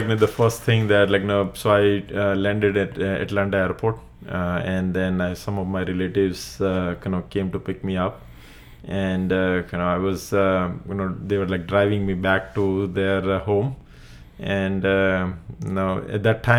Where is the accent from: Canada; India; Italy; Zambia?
India; Gujarat; first language Gujarati; English is a second language; moved away; I was in Gujarati medium, where my mother tongue is Gujarati, where so medium of instruction is in Gujarati.